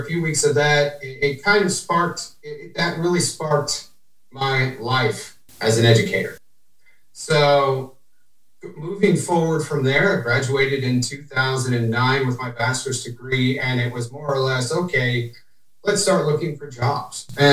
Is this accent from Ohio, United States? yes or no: yes; Ohio, United States; now in Indiana, United States; I'm from Ohio